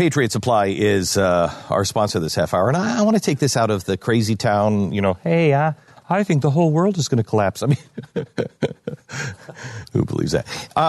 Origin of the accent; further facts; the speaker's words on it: United Kingdom; I don't know what any of this means because I'm British.